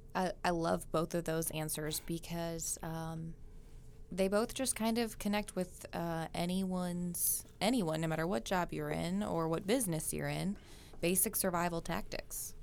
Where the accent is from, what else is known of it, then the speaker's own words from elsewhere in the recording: Minnesota, United States; moved away; I grew up in Minnesota